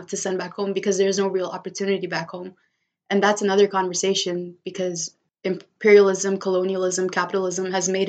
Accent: United States; born there; Where I'm just like, I can show up as an Indian woman and also understand that I'm also a kid born in America.

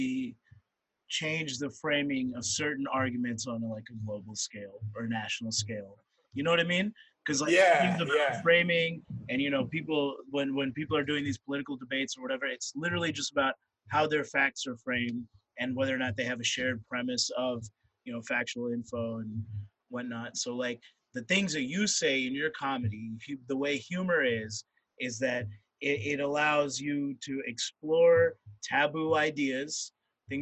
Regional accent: Mississippi, United States; I grew up in Mississippi

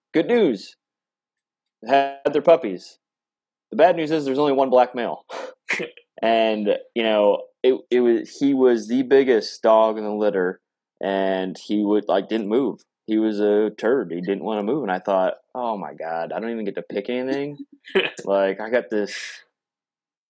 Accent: Iowa, United States; born or raised there

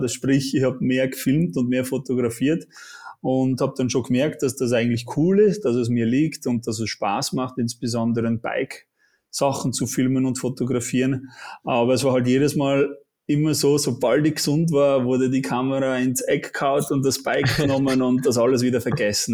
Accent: Switzerland; accent: Swiss; moved away as an adult; now in Austria; komme aus der Schweiz, bin nicht gebürtiger Österreicher. Man hört vielleicht auch ein bisschen am Akzent, ich versuche zu unterdrücken

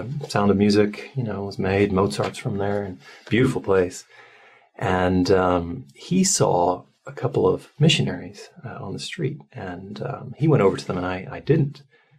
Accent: Ireland; moved away as an adult; also born or lived in London; I was raised Catholic in Ireland

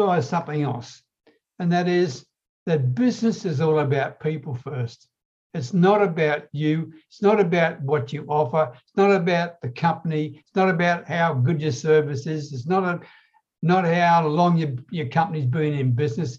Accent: Australia; I'm an Aussie

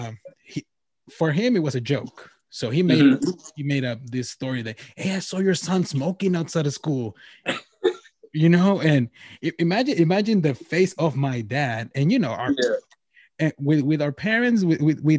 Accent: Nogales, Sonora, Mexico; moved away; I'm from Mexico

